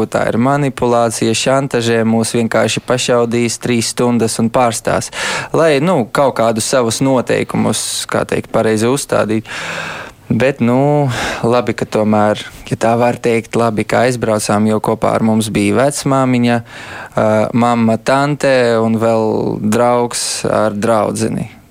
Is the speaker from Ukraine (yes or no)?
yes; Kyiv, Ukraine; also born or lived in Riga; now in Latvia; es eh, piedzimu Kievā, bet, kad jau man bija trīs mēneši, uh, gulēju aizmugures sēdekļos mašīnā, un mēs braucām uz Rīgu. Un tā es visu bērnību savu pavadīju, braukājot starp Kievu un Rīgu.